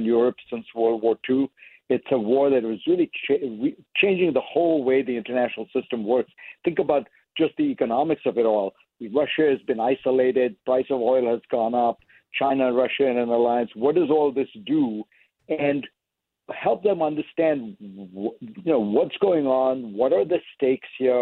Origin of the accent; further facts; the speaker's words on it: India; moved away; I grew up in India